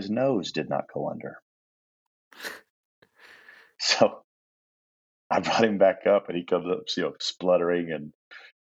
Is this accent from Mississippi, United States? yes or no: no; Indiana, United States; moved away as an adult; I was from Indiana